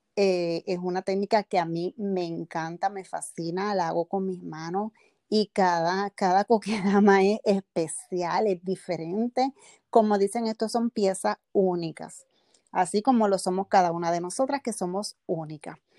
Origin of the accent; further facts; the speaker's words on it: Bayamón, Puerto Rico; soy del pueblo de Bayamón, Puerto Rico.